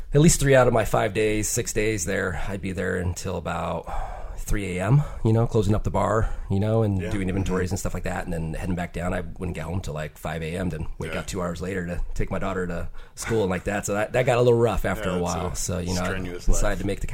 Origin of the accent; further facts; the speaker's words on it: Bremerton, Washington, United States; also born or lived in Silverdale, Washington; now in Olympia, United States; I grew up in Bremerton, Silverdale, and so military town.